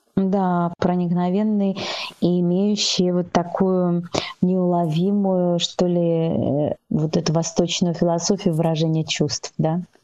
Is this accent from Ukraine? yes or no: no; Belarus; now in China